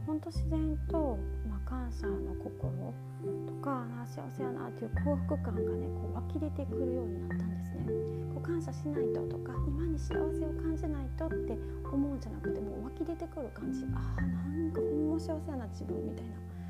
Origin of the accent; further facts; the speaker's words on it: Osaka, Japan; accent: Kansai; moved away as an adult; also born or lived in India / Thailand; 私はですね大阪生まれ大阪育ちです